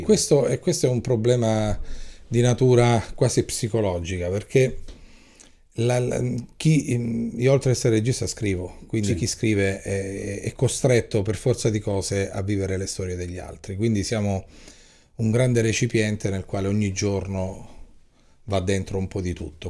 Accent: Calabria, Italy; io da regista e da calabrese

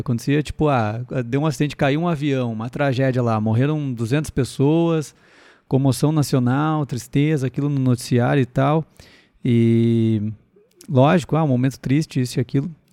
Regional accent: Sapiranga, Rio Grande do Sul, Brazil; eu sou da cidade de Sapiranga, para quem não sabe uma cidade de 70 mil habitantes, por aí, 70, 80 mil habitantes, né, na região metropolitana de Porto Alegre

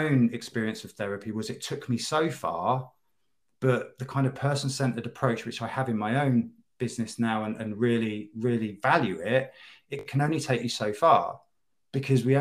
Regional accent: in and around London, United Kingdom; moved away as an adult; also born or lived in the Midlands; moving away from where I was brought up in and around London and to the Midlands to join a band

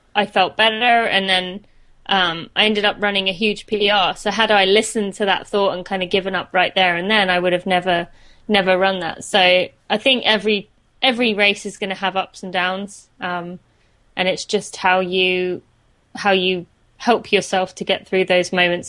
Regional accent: St Albans, East of England, United Kingdom; accent: British; moved away as an adult; I'm from uh, St Albans in England. I lived there till I was 18

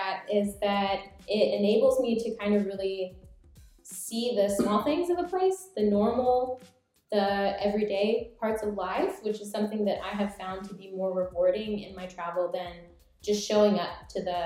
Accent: Oklahoma, United States; moved away as an adult; also born or lived in Japan; I'm from Oklahoma

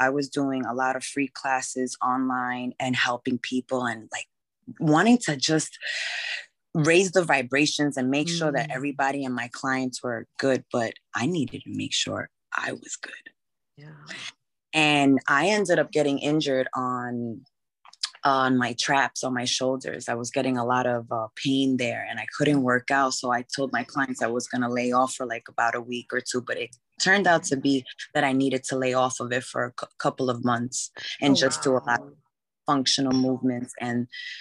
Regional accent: Bay Shore, New York, United States; also born or lived in Flushing, Queens, New York; I grew up in Long Island in Bayshore.

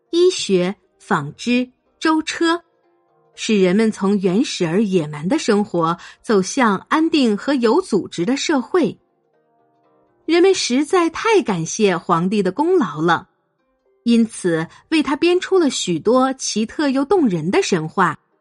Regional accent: China; 我们中国人一向自称是炎黄子孙

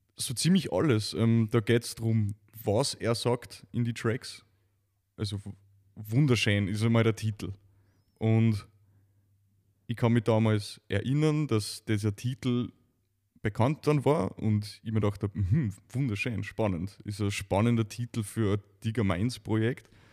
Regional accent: Neumarkt am Wallersee, Salzburg, Austria; ich aus einer Gegend komme, in, in, in, am Salzburger Lande

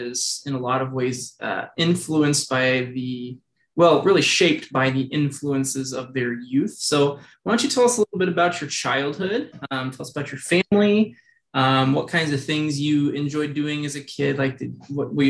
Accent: Arkansas, United States; I grew up in Arkansas

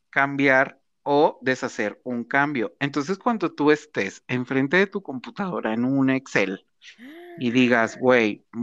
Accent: Mexico; somos mexicanos

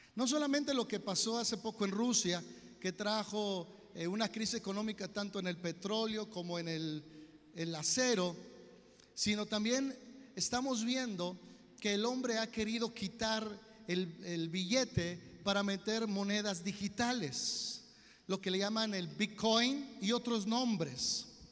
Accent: Mexico; como buenos mexicanos, nos valió

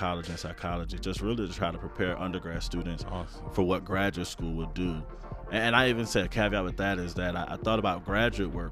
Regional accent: New Orleans, Louisiana, United States; growing up in New Orleans, man, my mom working and at times not working

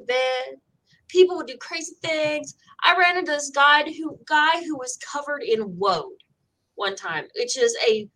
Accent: West Virginia, United States; I was 6 years old when we moved from Virginia to West Virginia, because that's where my dad grew up

